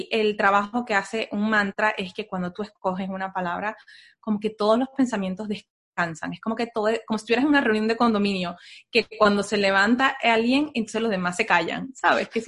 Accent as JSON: {"language": "Spanish", "country": "Venezuela", "lives_now": "United States", "said": "de ahí nos vinimos de Venezuela, nos vinimos a Estados Unidos y aquí entonces fue cuando yo me di el permiso de empezar a considerar otras cosas."}